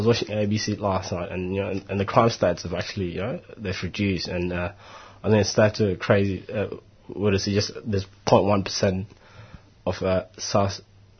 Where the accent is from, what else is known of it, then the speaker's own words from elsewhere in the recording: Melbourne, Victoria, Australia; I'm a solicitor, I'm from Melbourne, you know, I'm just here to see how things are done in Queensland.